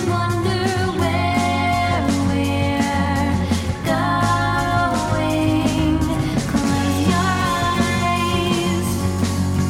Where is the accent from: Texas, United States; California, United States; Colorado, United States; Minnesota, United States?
California, United States; Oakland; From my hometown of Oakland.